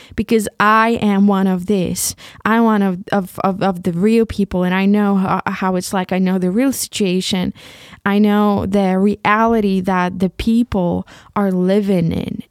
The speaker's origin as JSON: {"language": "English", "country": "Ukraine", "first_language": "Ukrainian", "second_language": "English", "moved": "as an adult", "lives_now": "Leipzig, Germany", "said": "this beautiful country that I come from, about this country that is my mother, my, my mother, motherland, and about this beautiful language, Ukrainian, which is my mother tongue."}